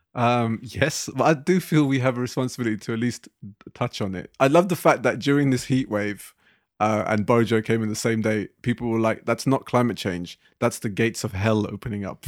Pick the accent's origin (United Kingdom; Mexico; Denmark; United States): United Kingdom; London; growing up in the Asian communities in West London, where I grew up